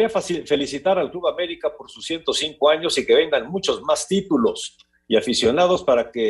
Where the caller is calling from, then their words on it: State of Mexico, Mexico; Buenas tardes … del Estado de México.